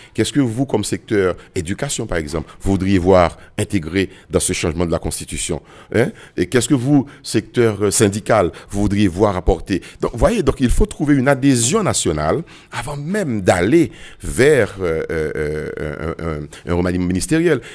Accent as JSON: {"language": "French", "country": "Haiti", "said": "en tant que Haïtien"}